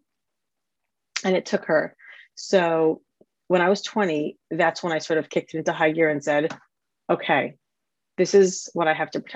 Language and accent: English; United States; moved away as an adult; now in London, United Kingdom; I am an American married to an American guy, have four American kids, and we live in London in the UK